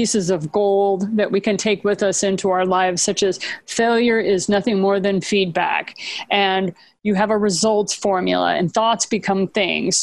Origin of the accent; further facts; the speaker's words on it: Japan; I was raised in Japan